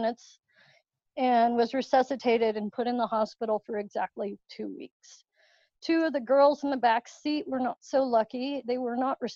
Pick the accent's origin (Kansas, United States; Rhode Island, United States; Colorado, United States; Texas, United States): Colorado, United States; Littleton; also born or lived in Parker, Colorado; I grew up in Littleton, Colorado. I'm not too far away, living out in Parker now